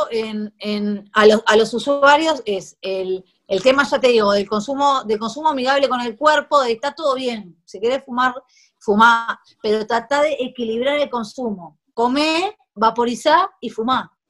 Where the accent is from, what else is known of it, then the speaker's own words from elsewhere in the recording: Uruguay; now in Spain; Sí, yo soy uruguayo.